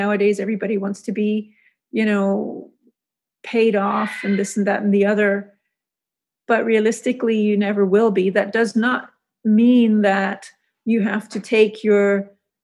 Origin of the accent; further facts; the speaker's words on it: Hong Kong; also born or lived in Zurich, Switzerland; now in Florida Keys, United States; I grew up in Hong Kong